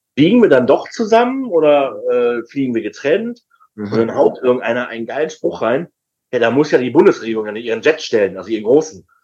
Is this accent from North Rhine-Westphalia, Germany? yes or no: yes; Düsseldorf, North Rhine-Westphalia, Germany; ich bin tatsächlich an der Bremenstraße eigentlich groß geworden